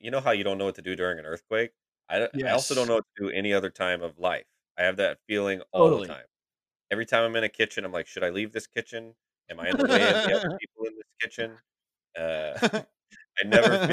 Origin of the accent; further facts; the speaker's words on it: Georgia, United States; this is my home state